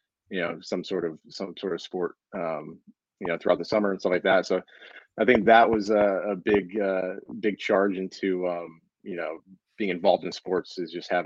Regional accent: Binghamton, New York, United States; born and raised in Binghamton, about an hour from Syracuse for people looking at a map, about an hour south. Upstate New York

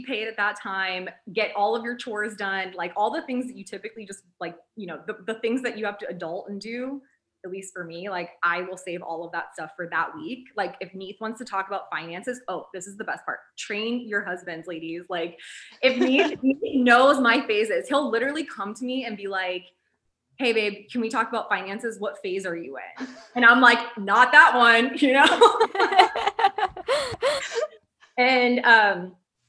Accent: United States; we're from America

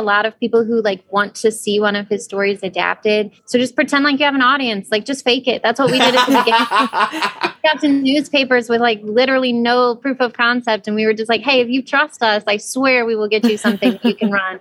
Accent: Ohio, United States; we decided to film it around my hometown. So, you know, I mean, it's really small towns in Ohio

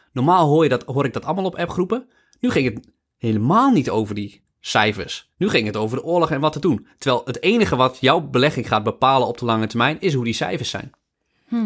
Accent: Netherlands; wij de baarmoederloterij gewoon hebben als Nederlanders. Wij hebben, nog, we hebben, we hebben altijd, altijd in een vrij land geleefd.

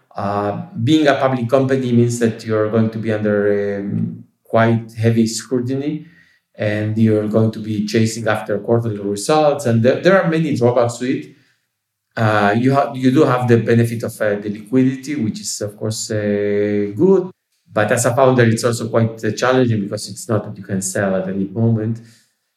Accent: Uruguay; we are from Uruguay

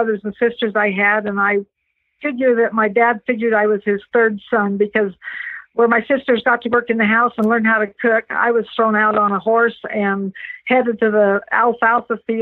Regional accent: Roosevelt, Utah, United States; I am from a little town in Utah called Roosevelt

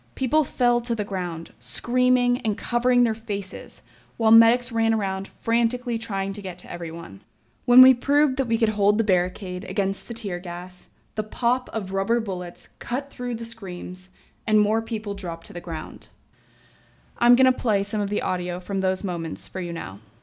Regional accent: Colorado, United States; I'm still from Colorado

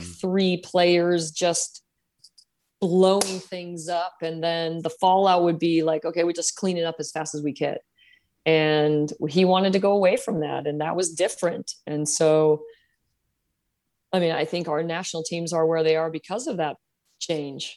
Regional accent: San Jose, California, United States; I grew up here in San Jose

